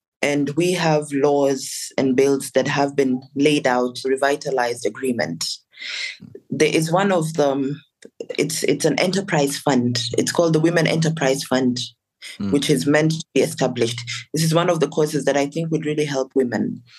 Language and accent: English; Lakes, South Sudan; I come from Lake State. It's actually called Lake State because we're surrounded by so many lakes.